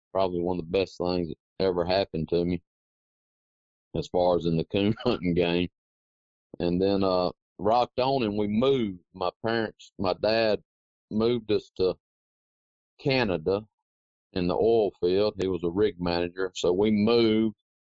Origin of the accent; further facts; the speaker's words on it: Quitman, Mississippi, United States; Well, Tyler, I was born and raised in Clark County, Mississippi, a little town called Quitman. And my dad was in the oil field, so we moved around a good bit.